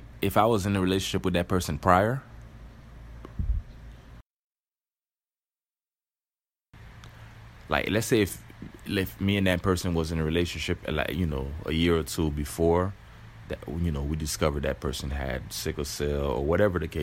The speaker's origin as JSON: {"language": "English", "country": "Haiti", "tie": "born or raised there", "moved": "yes", "lives_now": "United States", "said": "I was born in Haiti"}